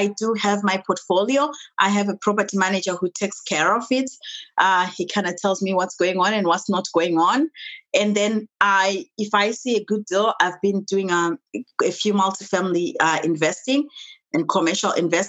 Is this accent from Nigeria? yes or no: no; Zimbabwe; The Zimbabwe, we're a British colony. So everything was kind of styled under the British system. So I went to school like everybody else.